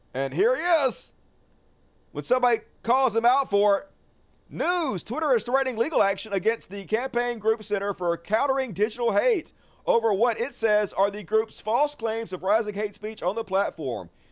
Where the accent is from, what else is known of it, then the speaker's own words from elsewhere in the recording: the South, United States; As a Southerner